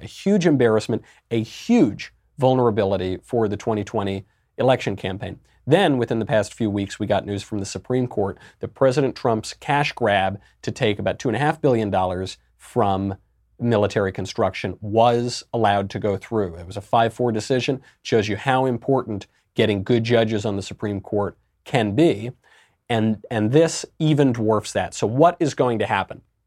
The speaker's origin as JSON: {"language": "English", "region": "New York", "country": "United States", "tie": "born or raised there", "said": "I'm a New Yorker pretty much my whole life"}